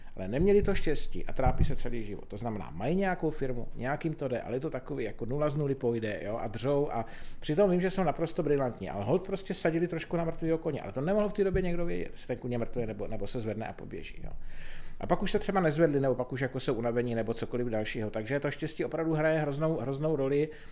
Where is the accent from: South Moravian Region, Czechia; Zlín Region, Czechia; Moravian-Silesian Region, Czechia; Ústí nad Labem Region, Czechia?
South Moravian Region, Czechia; Pálava region; jsem vyrůstal v Podpálavu, což je teda jako naprosto nádherný kraj